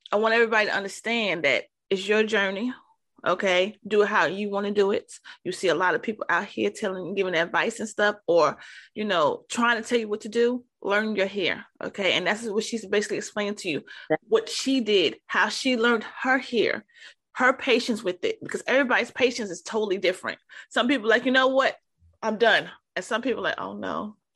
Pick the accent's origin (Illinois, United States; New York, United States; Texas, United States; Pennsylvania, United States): New York, United States; New York City; I'm originally from New York, okay? Harlem